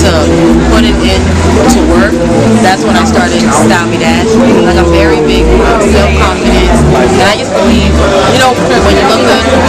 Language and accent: English; Charleston, South Carolina, United States; moved away as an adult; now in Atlanta, United States; I am from Charleston, South Carolina. I recently just moved to Atlanta, Georgia in 2021 to expand my brand.